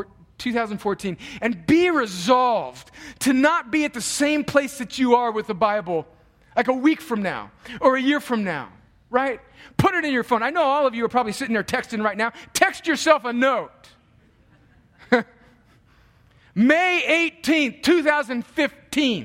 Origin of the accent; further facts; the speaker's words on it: El Centro, California, United States; moved away; my hometown of El Centro